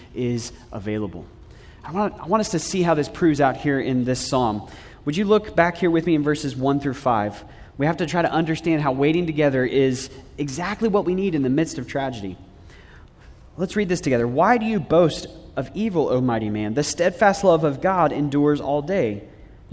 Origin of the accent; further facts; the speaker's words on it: United States